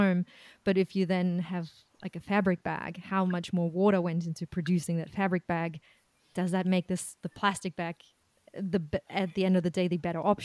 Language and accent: English; Germany; now in Australia; I'm from Germany originally